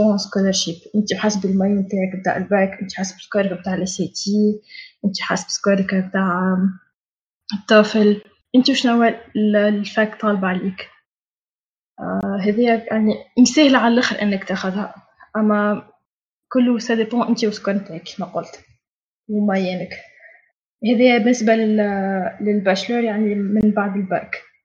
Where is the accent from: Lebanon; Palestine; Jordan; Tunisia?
Tunisia; moved away as an adult; now in Turkey; عندنا في تونس